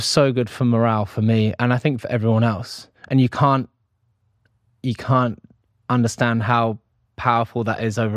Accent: United Kingdom; being British

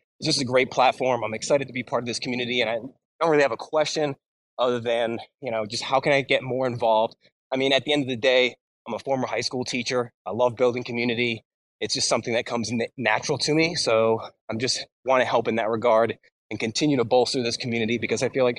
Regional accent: United States; I'm an American.

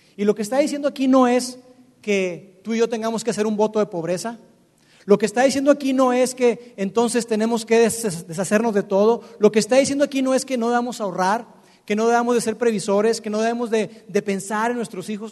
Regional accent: Monterrey, Nuevo León, Mexico; los que estamos acá, que somos que somos regios.

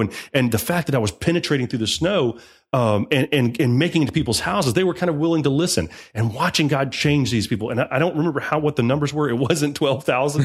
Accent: United States; I'm an American.

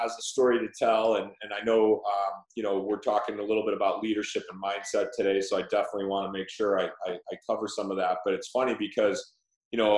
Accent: Chicago, Illinois, United States; I grew up in Chicago

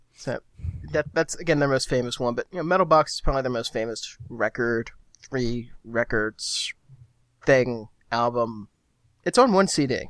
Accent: United States; I'm an American

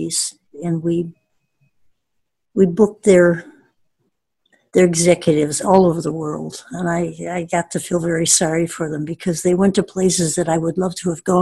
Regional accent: Chicago, Illinois, United States; also born or lived in Libertyville / Evanston; I was born in Libertyville, which is a far suburb, and was moved to Chicago when I was three by parents who really liked this city, and they just kind of put the love of the city in me

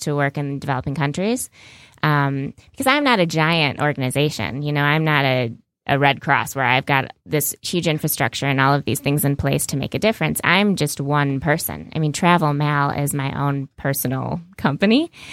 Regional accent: United States; as an American and I'm a young female American

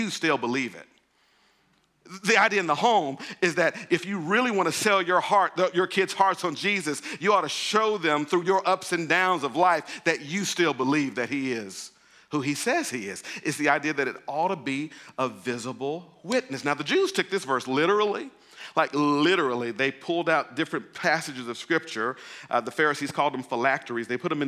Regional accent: Mississippi, United States; moved away; I grew up in Mississippi.

